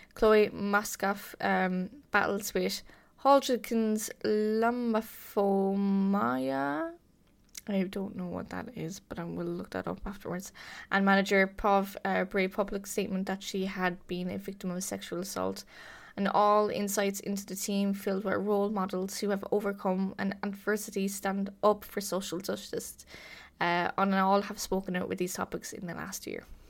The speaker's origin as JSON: {"language": "English", "country": "Ireland", "said": "my home country, the Republic of Ireland"}